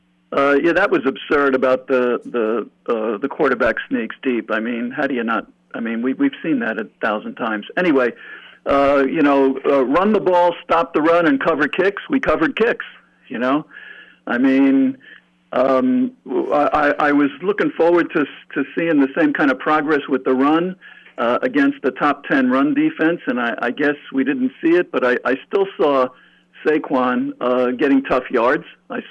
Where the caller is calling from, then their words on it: New York, United States; from New York.